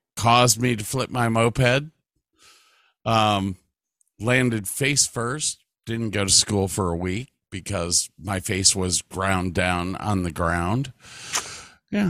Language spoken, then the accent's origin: English; Medina, United States; growing up in Medina